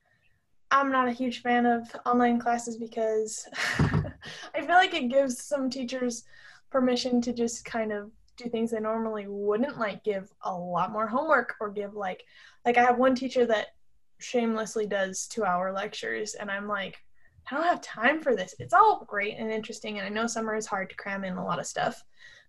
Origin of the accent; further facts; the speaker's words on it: Salt Lake City, Utah, United States; I am from Salt Lake City